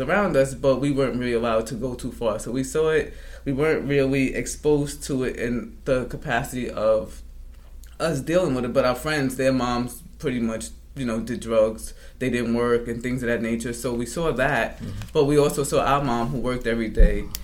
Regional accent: New York City, New York, United States; growing up in Drew Hamilton, going outside, I was about the third grade to the eighth grade that we lived in Drew Hamilton.

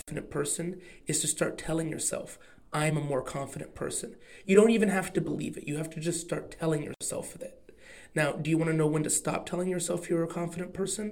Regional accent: Oklahoma, United States; accent: Oklahoma; My Oklahoma accent

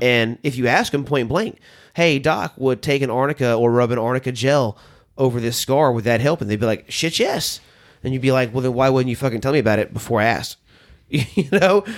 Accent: the South, United States; now in Nashville, United States; I grew up in the South.

